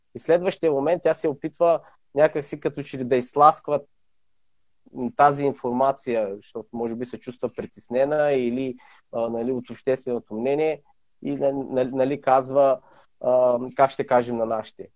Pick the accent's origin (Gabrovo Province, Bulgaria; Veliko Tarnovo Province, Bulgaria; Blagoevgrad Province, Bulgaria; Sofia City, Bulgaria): Gabrovo Province, Bulgaria; Sevlievo; moved away as an adult; родом съм в град Сивлиево. От може би 10 години вече не живея там, живея в чужбина